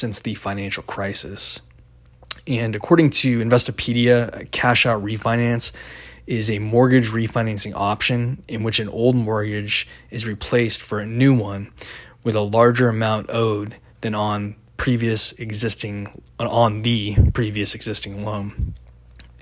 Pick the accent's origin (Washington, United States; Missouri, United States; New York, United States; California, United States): Washington, United States; Seattle; I grew up in the Seattle area